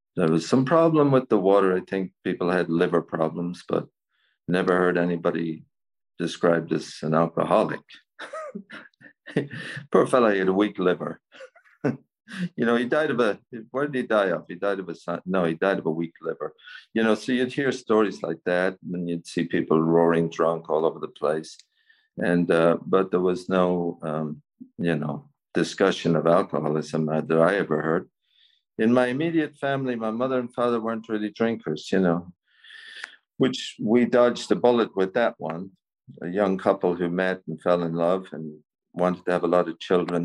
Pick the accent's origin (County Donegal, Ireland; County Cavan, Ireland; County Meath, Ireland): County Cavan, Ireland; Cavan; also born or lived in San Francisco; I was born in Cavan uh, here in Ireland, County Cavan. I grew up there.